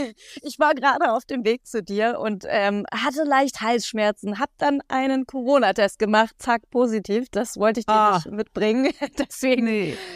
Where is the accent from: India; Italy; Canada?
India; Ich so, ja, Leute, ich spreche nur kein Spanisch, ich bin Inderin.